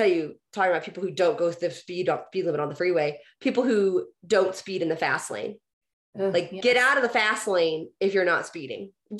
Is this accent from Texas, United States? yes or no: yes; Houston, Texas, United States; moved away; So because I grew up driving in Houston